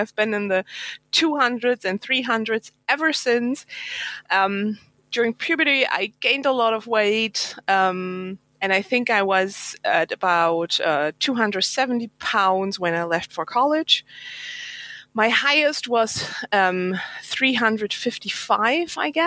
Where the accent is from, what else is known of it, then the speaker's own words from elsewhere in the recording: Germany; English is a second language; I'm from Germany, so English is not my mother language.